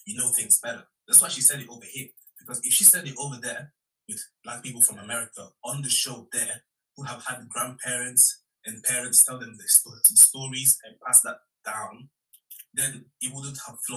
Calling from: United Kingdom; I'm calling from the United Kingdom

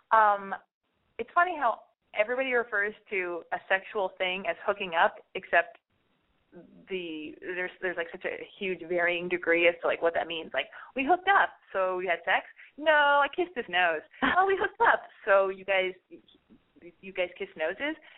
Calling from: Pomona, California, United States; I've called before. Um, I'm calling from Pomona.

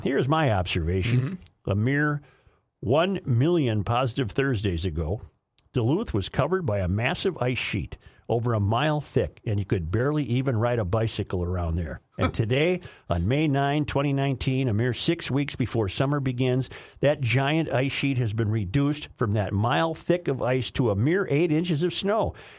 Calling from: Sofia, Sofia City, Bulgaria; I said, I'm listening. I said, I'm listening from Sofia, Bulgaria.

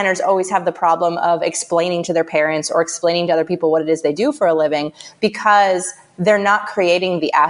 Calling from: San Francisco, California, United States; I am calling from my office in San Francisco.

